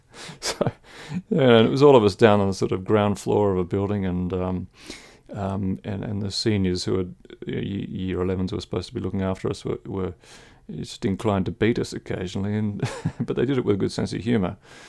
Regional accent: Philippines; Oh, yeah. I mean, big wealth gap between, I mean, we lived in a wealthy suburb

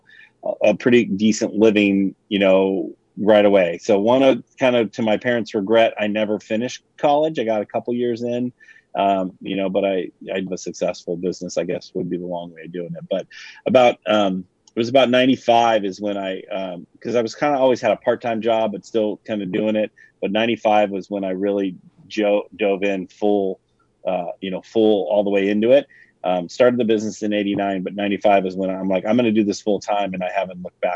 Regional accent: Livermore, California, United States; I'm in a little town called Livermore, California. So we're about 45 minutes east of San Francisco, and we have a lot of ranches and a lot of farming, that kind of stuff out here. But the wine industry is really taking over our area. So we, we had a couple wineries when I was a kid.

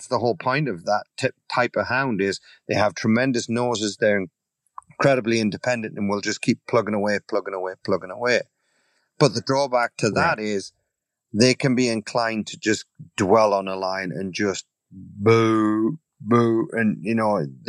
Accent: England, United Kingdom; also born or lived in Italy / Canada / Virginia; now in United States; being an Englishman

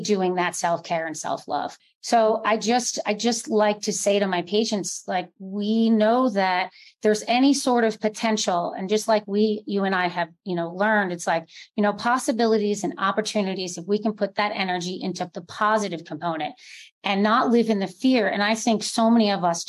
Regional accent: New Jersey, United States; moved away; also born or lived in New York City; I grew up in New Jersey, schooled in New York City, you know, lived there for over 12 years.

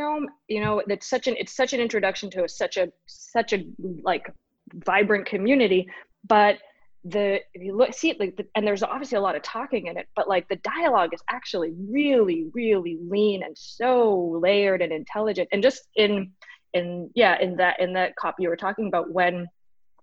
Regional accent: Dartmouth, Nova Scotia, Canada; I grew up in I grew up in Nova Scotia in Dartmouth, Nova Scotia

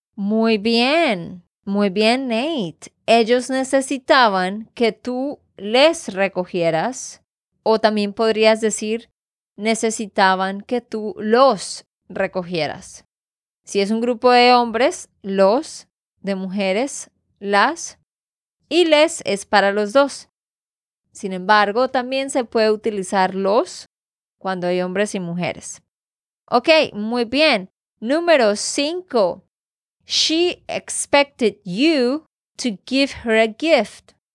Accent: Santander, Colombia; de Santander, Colombia.

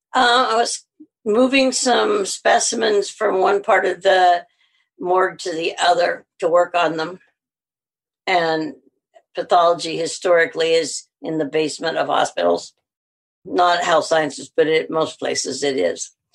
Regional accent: Missouri, United States; accent: southern; moved away as an adult; also born or lived in Alabama; now in Winnipeg, Canada; I grew up in Missouri

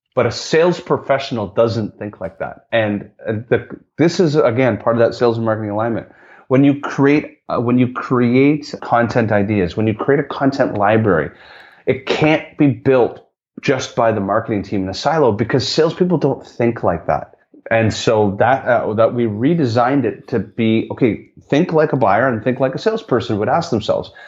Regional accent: Canada; me being Canadian

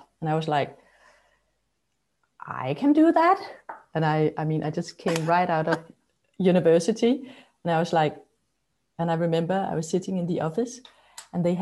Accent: Copenhagen, Capital Region of Denmark, Denmark; also born or lived in Amsterdam; Yeah, I'm in Copenhagen. I was brought up here in Copenhagen

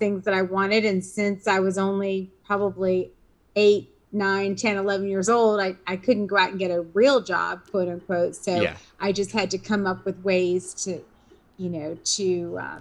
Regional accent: Richmond, Virginia, United States; I grew up in Richmond, Virginia

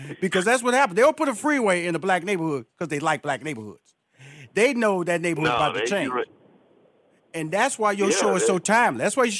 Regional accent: Houston, Texas, United States; I'm Houston, Texas. I'm from Fifth Ward. Fifth Ward is a black community, and so my mom still lives there.

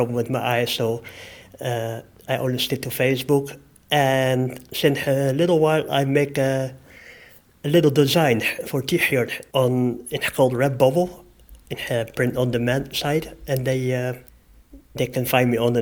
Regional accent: Netherlands; moved away; also born or lived in Australia / Philippines; I am from Holland

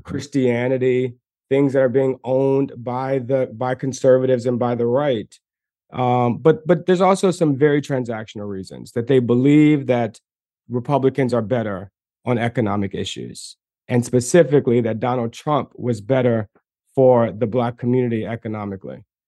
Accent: Maryland, United States; I'm from Maryland

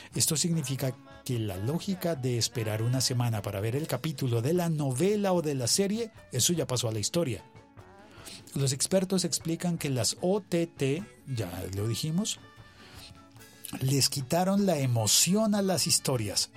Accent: Colombia; los colombianos, la gente en mi país

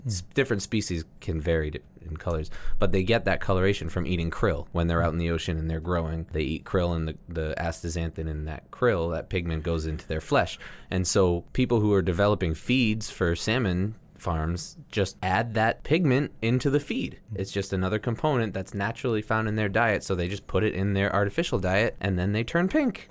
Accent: United States; we grew up here in America

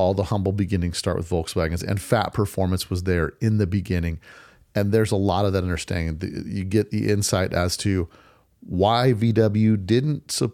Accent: Las Vegas, Nevada, United States; my hometown, Las Vegas.

